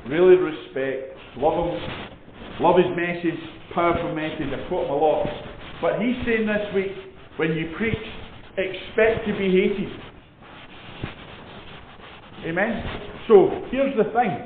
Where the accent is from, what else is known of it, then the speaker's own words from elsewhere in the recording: Edinburgh, Scotland, United Kingdom; I was born in Edinburgh, I'm from Edinburgh